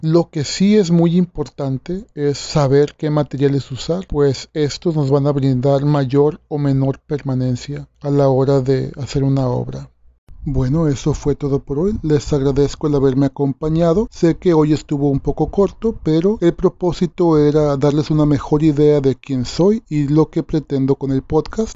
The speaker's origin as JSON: {"language": "Spanish", "region": "Sinaloa", "country": "Mexico", "said": "yo soy artista plástico sinaloense"}